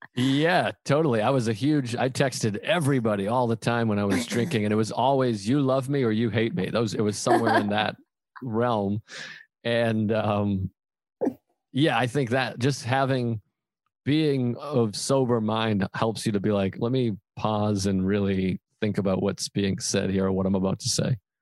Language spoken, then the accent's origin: English; Boston, Massachusetts, United States; I'm I'm from Boston